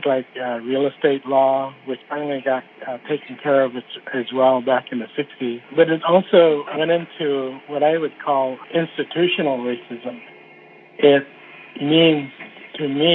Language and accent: English; Fairbanks, Alaska, United States; also born or lived in Sitka, Alaska / Wrangell, Alaska; as a kid growing up in Fairbanks and Sitka and Wrangell, these small places